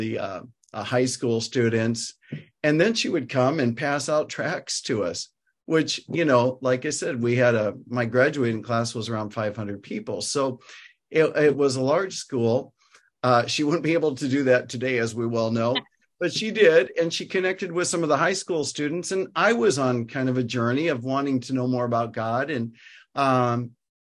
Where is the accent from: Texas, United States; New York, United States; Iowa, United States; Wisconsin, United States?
Iowa, United States; Cedar Rapids; I grew up in Cedar Rapids, Iowa, which is about an hour south of where I currently live